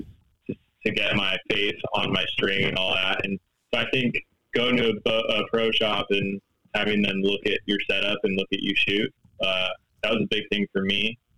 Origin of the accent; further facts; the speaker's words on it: Los Angeles, California, United States; I'm from Los Angeles, California